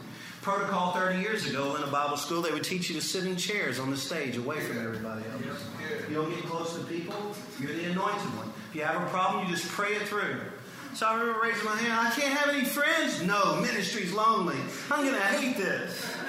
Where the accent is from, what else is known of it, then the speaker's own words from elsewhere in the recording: Cajun, Louisiana, United States; being a Cajun